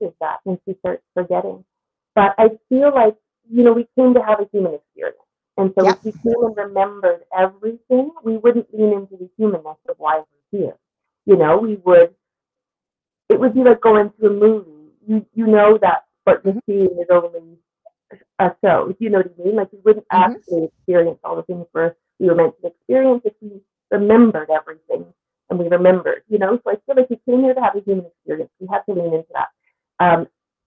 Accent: Newfoundland and Labrador, Canada; I'm from Newfoundland, so I grew up across the street from the ocean

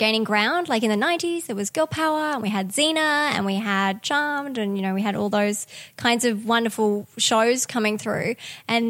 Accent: Australia; growing up in Australia

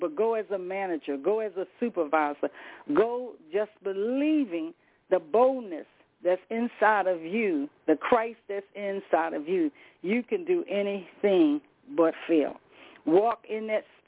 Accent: Rocky Mount, North Carolina, United States; I'm from the South myself, by Rocky Mount

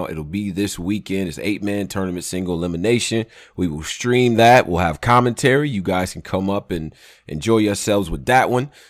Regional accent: California, United States; I'm from I'm from uh I'm from Cali.

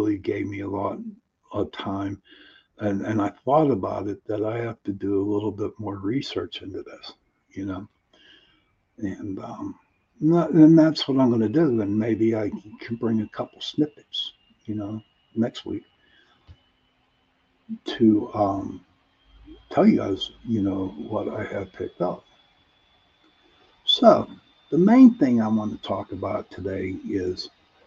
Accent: Pittsburgh, Pennsylvania, United States; accent: Pittsburgh; You have to excuse the way I pronounce words because I am from Pittsburgh, and Michael knows and Tommy knows, Doreen knows. that we have a different type of accent here

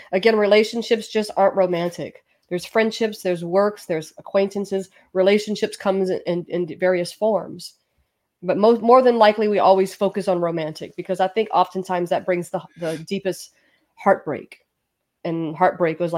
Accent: the South, United States; I'm from the South

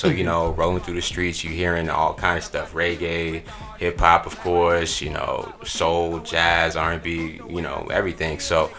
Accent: New York City, New York, United States; Well, I'm from New York. From Queens, New York. Yeah, New York in the building.

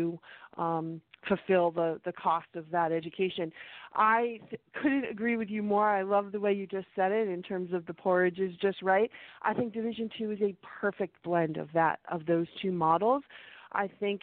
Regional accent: Middlebury, Vermont, United States; moved away; also born or lived in Orono, Maine; I grew up in Middlebury, so I'm a small town Vermont

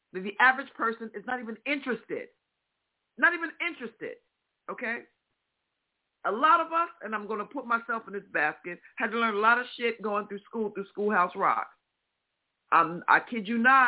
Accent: Midwest, United States; accent: Midwestern; my Midwestern accent

